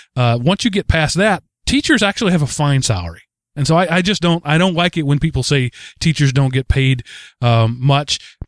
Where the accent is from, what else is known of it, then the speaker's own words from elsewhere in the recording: Texas, United States; I come from Texas, where unions are illegal